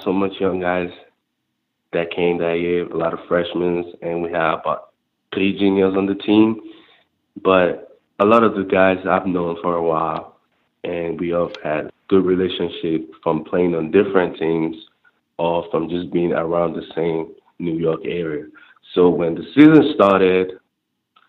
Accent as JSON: {"language": "English", "country": "Nigeria", "tie": "born or raised there", "moved": "yes", "said": "growing up in Nigeria, third world country"}